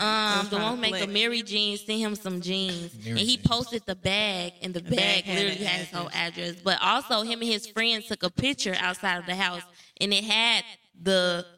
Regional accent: Chicago, Illinois, United States; I'm not from here. I'm from Chicago.

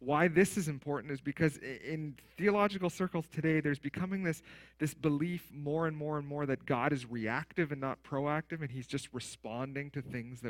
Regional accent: Steinbach, Manitoba, Canada; I grew up in Steinbach, right, the Mennonite Mecca of the world

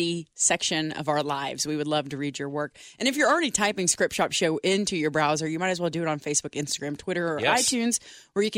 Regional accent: Texas, United States; now in Ohio, United States; I am from Texas

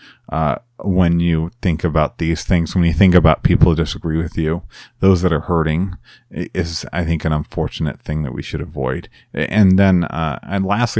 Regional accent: Chicago, Illinois, United States; I'm from Chicagoland

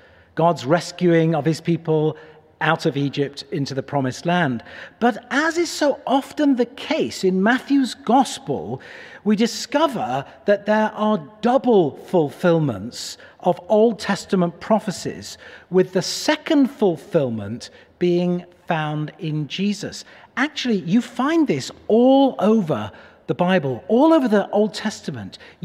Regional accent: Cheshire, North West England, United Kingdom; moved away as an adult; also born or lived in Manchester; now in Pittsburgh, United States; Cheshire, the county where I grew up

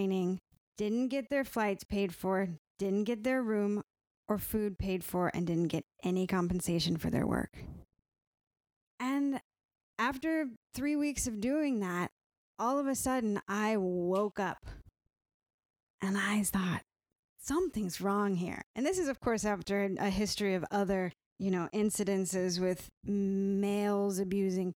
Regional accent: California, United States; moved away; I was raised in California

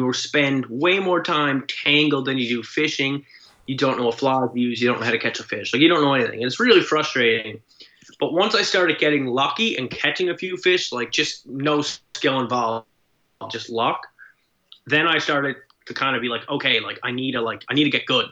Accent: Nova Scotia, Canada; moved away as an adult; also born or lived in British Columbia; I'm from Nova Scotia, but I lived up until about 3 years ago. I actually lived in BC for maybe 5 or 6 years

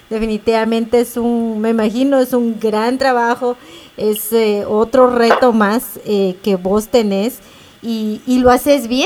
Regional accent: Quetzaltenango, Guatemala; yo soy de Shela

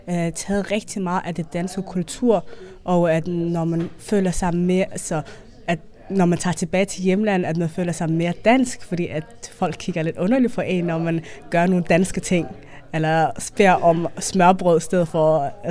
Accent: Denmark; jeg er dansk, jeg er også somalier, jeg øh, spiser risengrød, men jeg har også somalisk kultur.

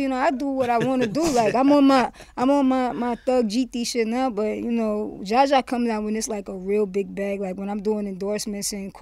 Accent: Miami, Florida, United States; moved away as an adult; now in New York, United States; Originally born and raised in Miami. Grew up there, went to college for 1 year. When I was 18, I moved to New York

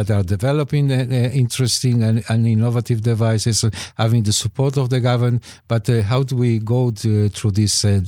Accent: Israel; moved away as an adult; now in Canada

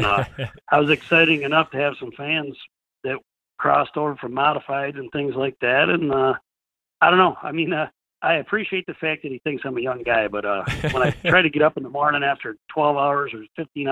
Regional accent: New York, United States; I come from New York

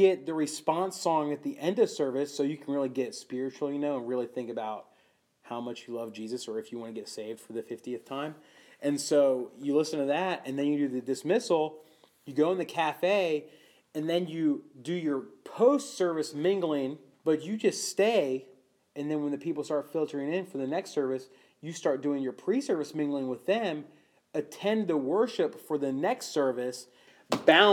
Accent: Charlotte, North Carolina, United States; moved away as an adult; now in Norfolk, United States; I grew up in North Carolina

